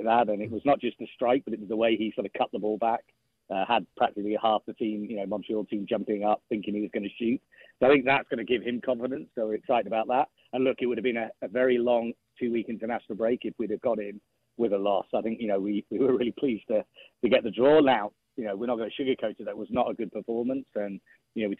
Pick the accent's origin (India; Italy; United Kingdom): United Kingdom; England; moved away; as an Englishman